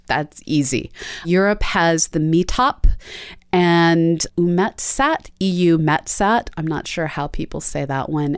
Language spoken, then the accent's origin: English; East Coast, United States; Me growing up on the East Coast